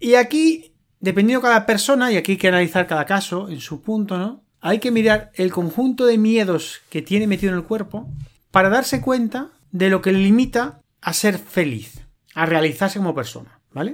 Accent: Spain; en España nunca hemos sido de bandera

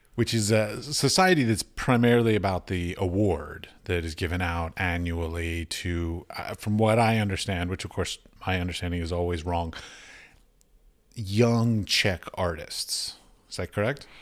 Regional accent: United States; I'm from America

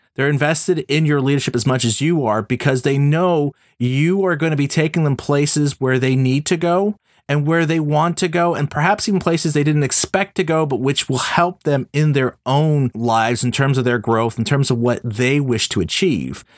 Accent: Montreal, Quebec, Canada; we both went to McGill here in my hometown, Montreal

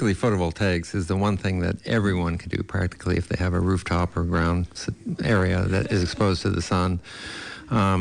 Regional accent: Indiana, United States; I'm from Indiana

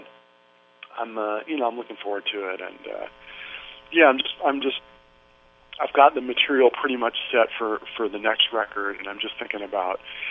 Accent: Santa Cruz, California, United States; moved away; I grew up in Santa Cruz, which is just about 45 minutes north of Monterey

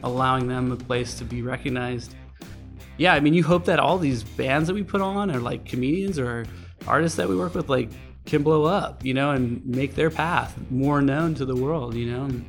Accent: Ventura, California, United States; moved away as an adult; now in San Francisco, United States; I grew up in Ventura, California

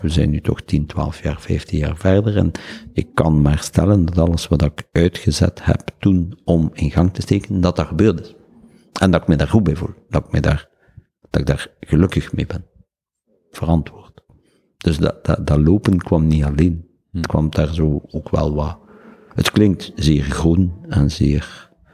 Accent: Ghent, Flanders, Belgium; Ik ben opgevoed bij de Jesuites in Barbara College

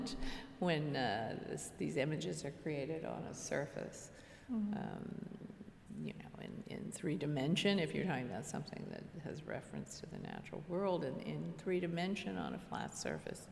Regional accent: Washington, District of Columbia, United States; I was born and raised in Washington, D.C.

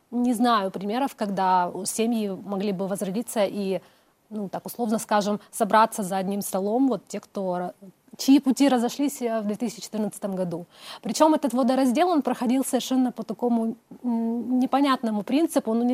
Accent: Crimea, Ukraine; also born or lived in Simferopol; Э, Красногвардейские районы, там моя э, родина, но перед тем, как я покинула Крым, я 10 лет прожила в Симферополе, то есть я считаю, это тоже такой мой родной город

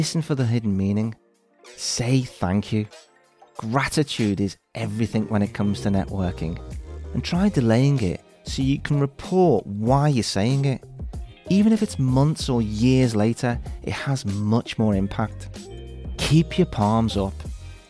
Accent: Liverpool, North West England, United Kingdom; my hometown of Liverpool

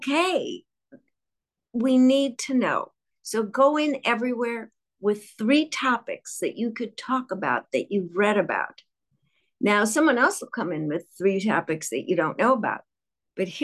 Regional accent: Chicago, Illinois, United States; I'm from Chicago, and our downtown was called The Loop.

